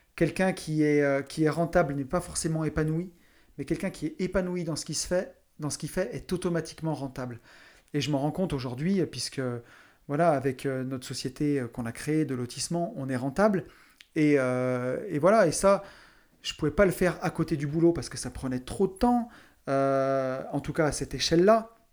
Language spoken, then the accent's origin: French; near Saint-Étienne, Auvergne-Rhône-Alpes, France; je viens d'à côté de Saint-Étienne, une grande ville minière